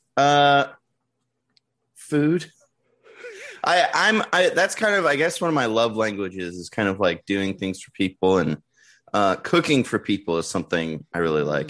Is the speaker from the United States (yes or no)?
yes; San Diego, California, United States; I grew up in San Diego